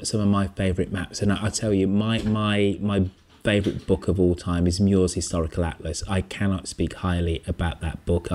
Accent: England, United Kingdom; Being English

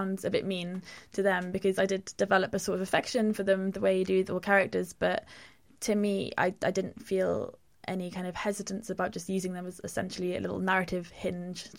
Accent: Pembrokeshire, Wales, United Kingdom; I grew up in Pembrokeshire, by the sea.

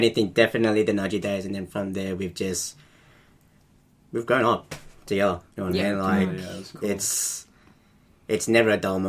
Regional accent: Australia; I'm an Australian, and my background's Indonesian, and I'm 26 years old.

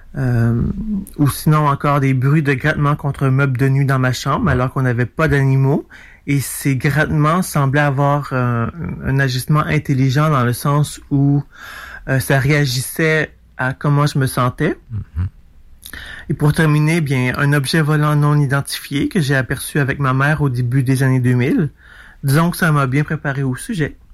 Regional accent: Montreal, Quebec, Canada; je vais de Montréal

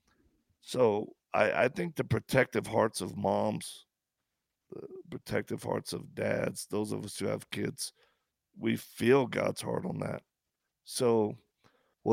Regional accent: the South, United States; I'm from the South

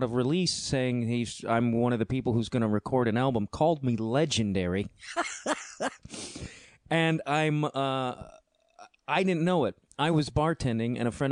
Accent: Chicago, Illinois, United States; being a Chicagoan

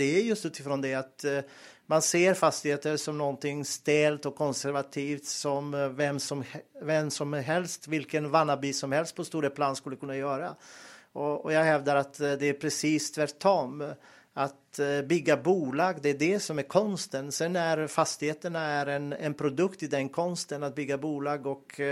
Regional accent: Montenegro; Swedish is a second language; moved away as an adult; also born or lived in Bosnia; now in Sweden; jag är född och uppväxt i Montenegro och eh, var och bodde i Bosnien. Jag, när jag var ung flyttade jag.

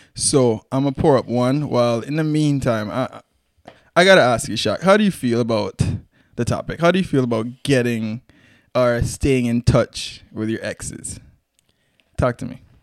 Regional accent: Antigua & Barbuda; we're Antiguan, proud Antigans

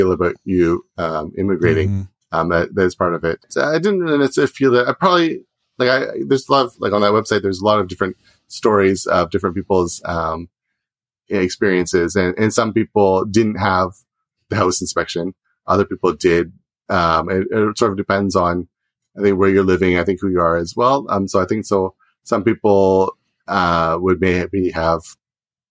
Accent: outside Toronto, Ontario, Canada; moved away as an adult; now in Japan; I lived there for 4 years, but then we moved to the middle of nowhere, but outside of Toronto, but an hour away from there

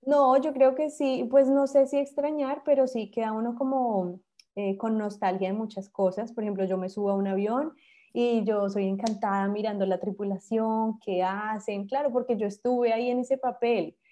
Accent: Bogotá, Colombia; moved away; Yo soy de Bogotá

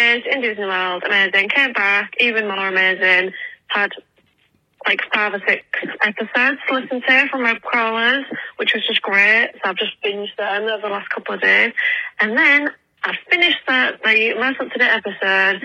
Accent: England, United Kingdom; from England

